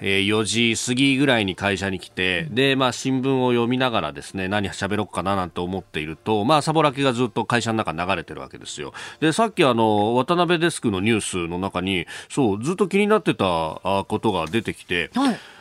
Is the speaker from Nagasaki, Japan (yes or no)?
no; Yokosuka, Kanagawa, Japan; 私、横須賀の出